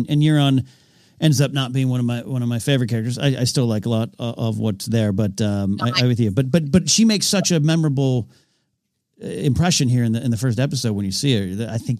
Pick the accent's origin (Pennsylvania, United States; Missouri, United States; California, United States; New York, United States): California, United States; Arroyo Grande; I do like swinging bridges. There's one in my hometown of Arroyo Grande, California.